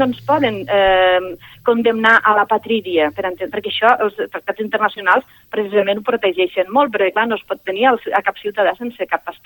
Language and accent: Catalan; Catalonia, Spain; som ciutadans catalans en, i també som, malgrat alguns ens pesi, i per imperatiu legal ciutadans espanyols i per aquest motiu ciutadans europeus